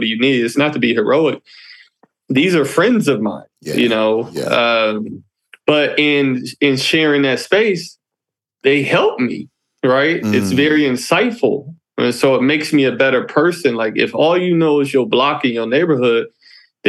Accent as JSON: {"language": "English", "town": "Detroit", "region": "Michigan", "country": "United States", "tie": "born or raised there", "said": "I'm an African-American male, and I grew up in Detroit, Michigan"}